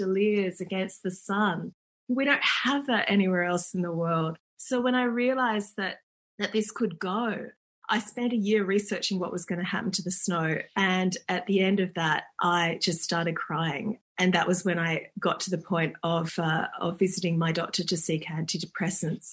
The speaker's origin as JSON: {"language": "English", "town": "Perth", "region": "Western Australia", "country": "Australia", "tie": "born or raised there", "said": "I grew up in Perth and there wasn't a lot of snow there"}